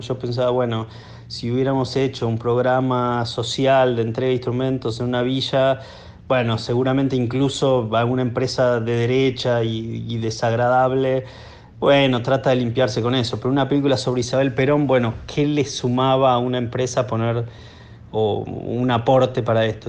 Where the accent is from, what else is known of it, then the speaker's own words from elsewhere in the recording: Buenos Aires, Argentina; yo soy de Buenos Aires